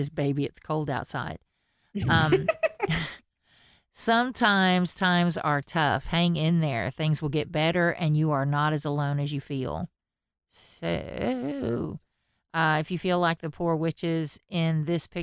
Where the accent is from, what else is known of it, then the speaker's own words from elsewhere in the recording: Texas, United States; I am from Texas.